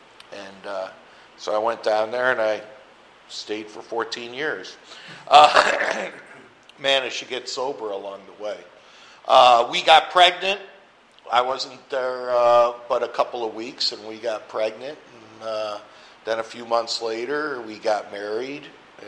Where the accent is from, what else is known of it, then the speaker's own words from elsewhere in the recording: Rochester, New York, United States; now in Phoenix, United States; I'm from Rochester, New York, and I just had the privilege of going back there for my 40th high school reunion a couple weekends ago.